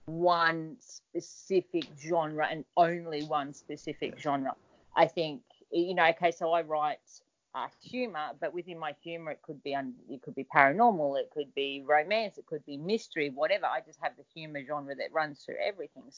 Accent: Australia; being an Australian

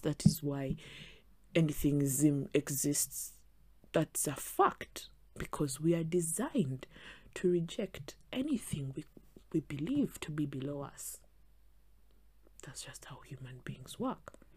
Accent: Western Region, Uganda; I am from the West, Western Uganda

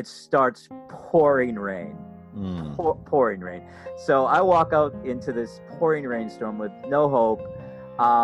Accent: Massachusetts, United States; moved away as an adult; now in Florida, United States; I'm originally up from Massachusetts

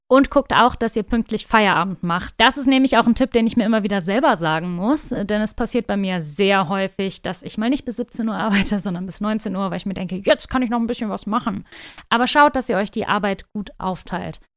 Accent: North Rhine-Westphalia, Germany; Ich komme aus Nordrhein-Westfalen

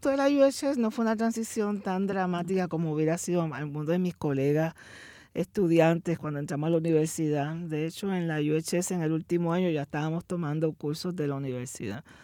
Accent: Humacao, Puerto Rico; also born or lived in Santurce, Puerto Rico / Carolina, Puerto Rico; somos de Humacao, Humacao, Puerto Rico, en el caso de mi papá del barrio Buenavista, en, en Humacao. Allí pasamos los, mis primeros años, eh, una familia muy grande

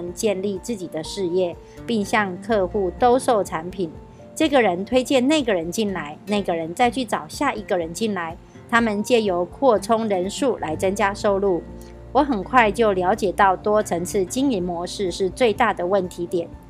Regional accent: Miaoli County, Taiwan; 今天要为大家导读的主题是我如何做到。

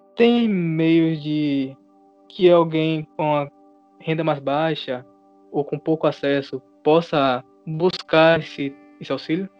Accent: Catu, Bahia, Brazil; Nós somos de Catu

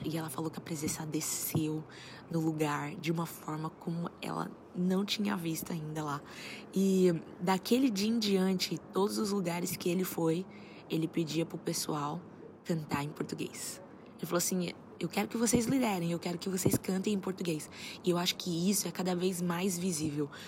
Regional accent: Brazil; moved away; eu sou brasileiro

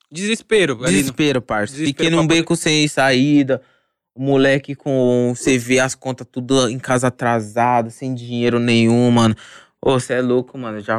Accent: Osasco, São Paulo, Brazil; Tipo assim, eu falo que eu me mudei pro condomínio, tá ligado, mano? {S0} Mas {S2} Osasco sempre tá no meu coração, mano.

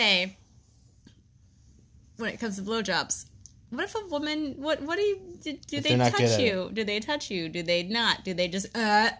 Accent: Florida, United States; I was born in America.

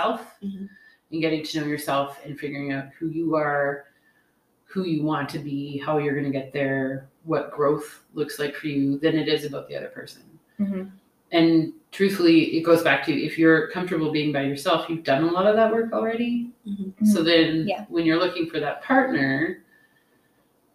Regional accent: Canada; now in United States; I tend to use my Canadian identity a lot in conversation here while I'm living in the States

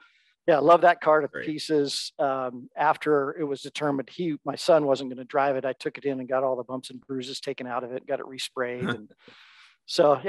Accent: Seattle, Washington, United States; also born or lived in Bellingham, Washington / Chicago; born and raised in Seattle

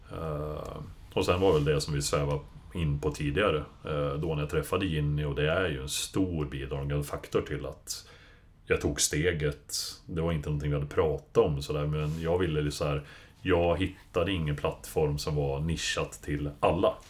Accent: Hudiksvall, Gävleborg County, Sweden; moved away as an adult; also born or lived in Stockholm; now in Täby, Sweden; kom ursprungligen från Glada Hudik

